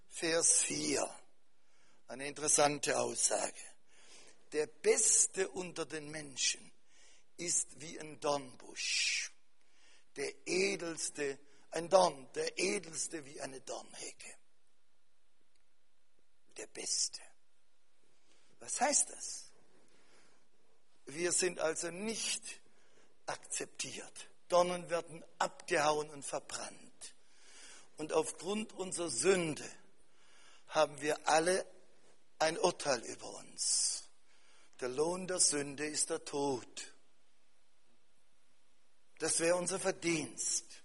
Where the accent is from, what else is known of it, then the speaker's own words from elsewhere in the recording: Cameroon; aber bei uns in Kamerun, da wird ein, Schaf- und Kuhhirte, wird Ganako genannt.